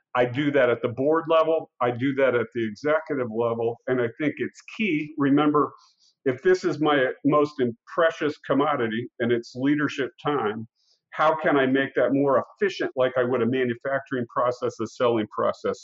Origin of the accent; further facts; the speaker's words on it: Council Bluffs, Iowa, United States; I grew up in Council Bluffs, Iowa, which is right in the heart of the North American continent